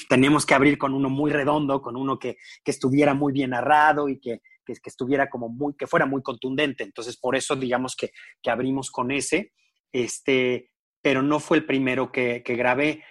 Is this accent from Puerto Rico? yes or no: no; San Luis Potosí, Mexico; yo soy de San Luis Potosí